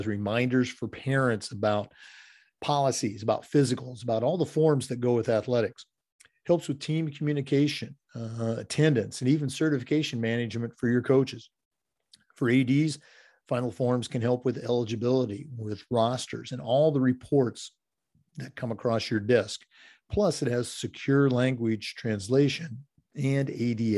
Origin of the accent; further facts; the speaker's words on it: Oregon, United States; moved away as an adult; now in Florida, United States; I'm a few years older, growing up in Oregon